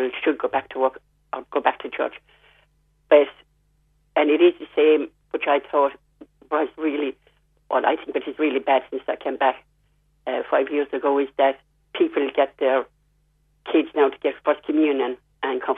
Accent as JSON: {"language": "English", "town": "Limerick", "region": "Munster", "country": "Ireland", "also_born_or_lived": "London, England", "moved": "yes", "said": "I come from Limerick, and we have a church there"}